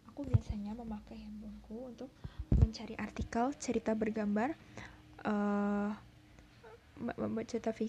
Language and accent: Indonesian; Kebumen, Central Java, Indonesia; aku lahir di Kebumen dan sekarang juga masih bertempat tinggal di Kebumen.